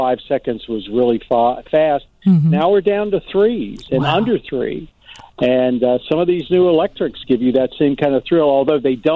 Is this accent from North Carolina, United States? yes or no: yes; North Carolina, United States; moved away as an adult; also born or lived in New York / Baltimore, Maryland; I was a kid from North Carolina